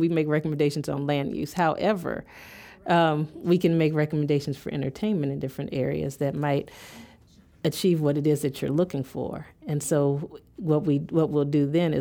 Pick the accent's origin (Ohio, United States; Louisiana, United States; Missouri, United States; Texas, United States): Ohio, United States; Columbus; now in Cleveland, United States; I grew up in Columbus